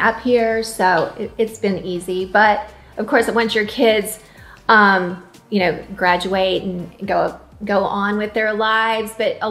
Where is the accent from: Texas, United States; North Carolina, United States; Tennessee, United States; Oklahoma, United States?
Texas, United States; Arlington; I grew up in Arlington.